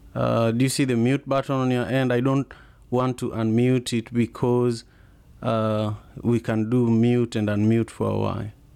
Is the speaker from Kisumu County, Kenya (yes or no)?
yes; Kisumu, Kisumu County, Kenya; now in United States; I'm from Kenya originally, Kisumu